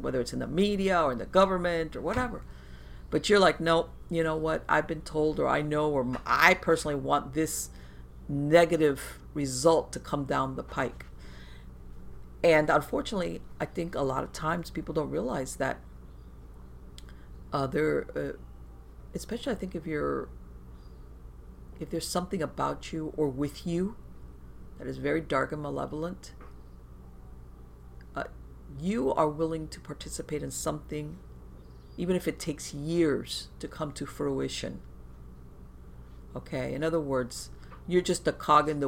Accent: Miami, Florida, United States; born or raised there

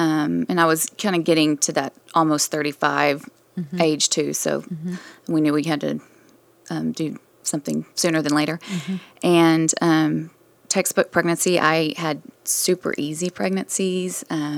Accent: Coleman, Texas, United States; also born or lived in Dallas, Texas; In a small town in West Texas with about 4,500 people.

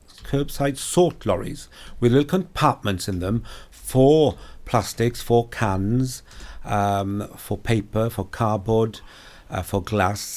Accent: Hermon, Wales, United Kingdom; I'm from Crymych, Hermon. I live in the village of Hermon, brought up, many generations living in Pembrokeshire, and went to Tegarin Clyddai School. So I'm, you know, Pembrokeshire born and bred

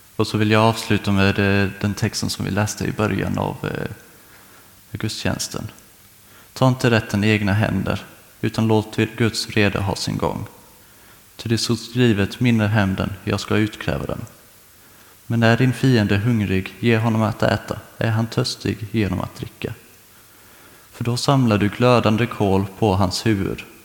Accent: Karlskrona, Blekinge, Sweden; moved away as an adult; Jag kommer egentligen från eh, Karlskrona men nu i hösten så kände jag att det var dags att flytta, så då kom jag hit

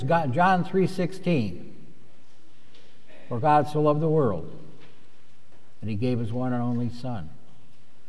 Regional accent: Tinley Park, Illinois, United States; we're all from Tinley Park

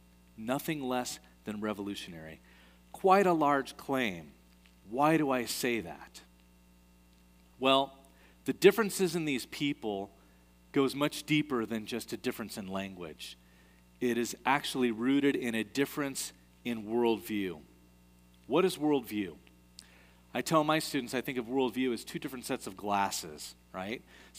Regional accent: United States; moved away as an adult; also born or lived in Kathmandu, Nepal; I'm an American

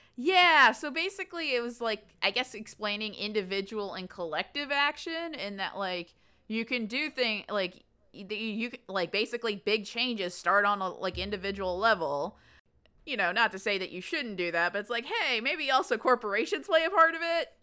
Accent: the South, United States; growing up in the South

